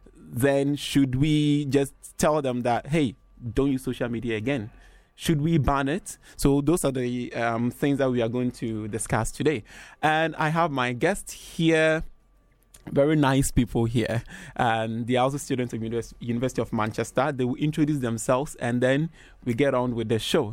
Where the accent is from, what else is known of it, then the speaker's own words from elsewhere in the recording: Ghana; I'm from Ghana.